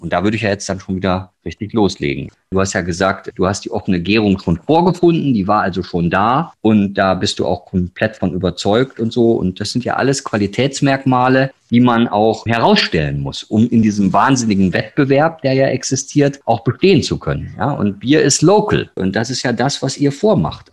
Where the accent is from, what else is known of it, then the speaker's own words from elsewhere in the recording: Ruhr area, North Rhine-Westphalia, Germany; now in Bavaria, Germany; ich bin aus dem Ruhrgebiet. Uns hat beide freiwillig nach Bayern verschlagen